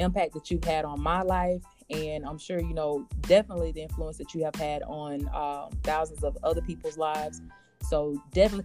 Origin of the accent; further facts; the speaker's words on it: Blakely, Georgia, United States; we're both from Blakely, Georgia. So shout out to Early County. And we went to school together